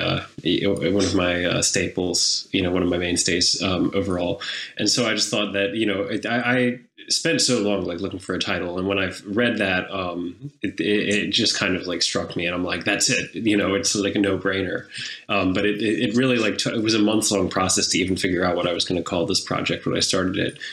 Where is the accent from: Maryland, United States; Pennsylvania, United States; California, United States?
Pennsylvania, United States; York; now in New York City, United States; I'm from a town in Pennsylvania called York